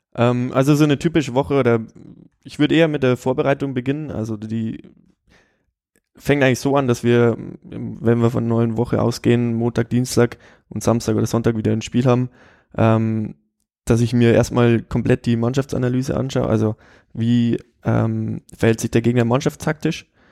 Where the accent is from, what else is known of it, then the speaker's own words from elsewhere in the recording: Straubing, Bavaria, Germany; also born or lived in Regensburg / Cologne; ich bin hier in Regensburg geboren, äh, bin aber dann in Straubing, so 30, 40 Kilometer von hier aufgewachsen